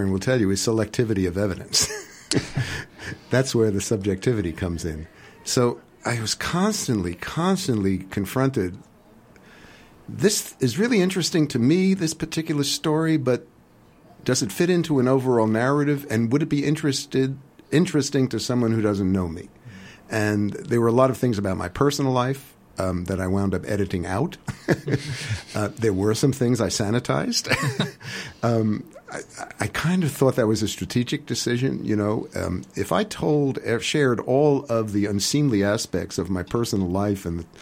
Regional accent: New York City, New York, United States; moved away; also born or lived in Portland, Oregon; growing up in the West Bronx in an apartment building

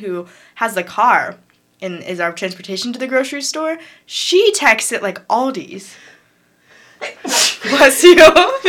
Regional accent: Portland, Oregon, United States; moved away; I'm from Portland, Oregon

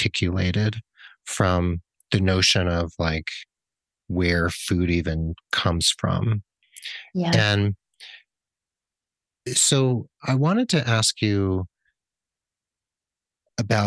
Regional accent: New Jersey, United States; I grew up in New Jersey, the Garden State

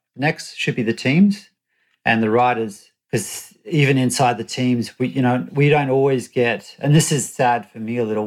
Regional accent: Australia; I'm an Australian and, and we grew up with a law that you had to wear helmets

